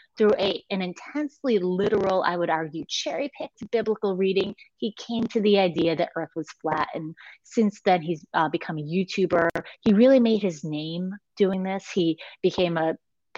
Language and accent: English; United States; as an American writer